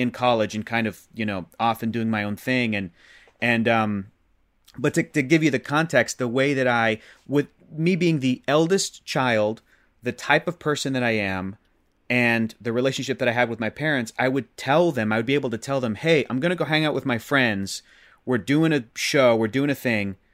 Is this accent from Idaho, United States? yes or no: no; Chula Vista, California, United States; moved away as an adult; now in Los Angeles, United States; born and raised in San Diego